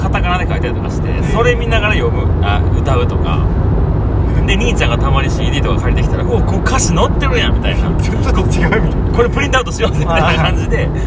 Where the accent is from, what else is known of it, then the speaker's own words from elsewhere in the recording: Hirakata, Osaka, Japan; FM 平方ってのがあって平方出身だから